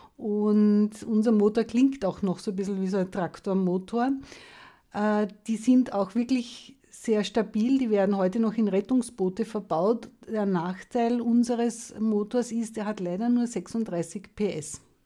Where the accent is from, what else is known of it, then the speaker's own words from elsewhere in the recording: Lower Austria, Austria; ich komme aus Niederösterreich